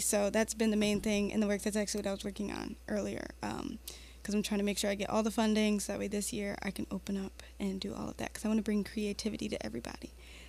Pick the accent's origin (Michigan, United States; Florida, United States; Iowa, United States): Michigan, United States; Detroit; also born or lived in Redford, Michigan; I'm from Detroit, but my parents put me in Redford School Systems because it was better.